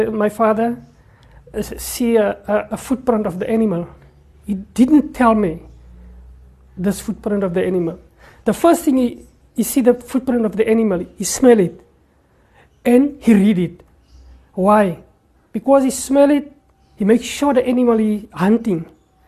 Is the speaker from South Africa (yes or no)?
yes; Kalahari, South Africa; English is a second language; I was born in the Kalahari Desert as a Bushman. I grew up in the Kalahari and I stay already in the Kalahari